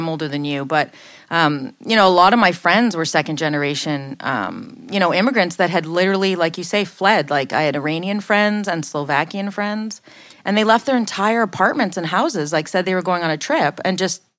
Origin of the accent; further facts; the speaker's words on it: Canada; It's word on the street as a Canadian in hockey.